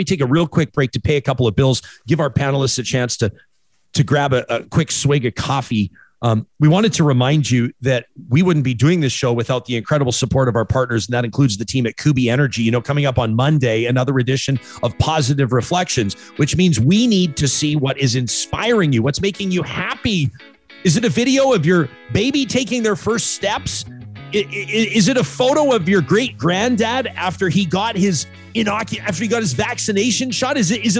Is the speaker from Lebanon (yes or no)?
no; Calgary, Alberta, Canada; I grew up here, man. I was born and raised. I was born in the Holy Cross Hospital.